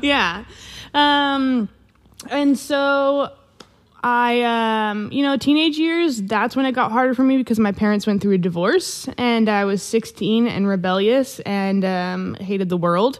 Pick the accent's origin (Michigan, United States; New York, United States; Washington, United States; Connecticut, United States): Washington, United States; Vancouver; I am from Washington State. I grew up in Vancouver, Washington, right next to Portland, Oregon